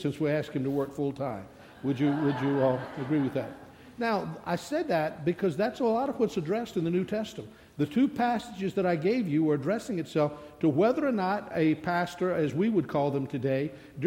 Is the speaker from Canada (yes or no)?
no; the South, United States; I'm from the South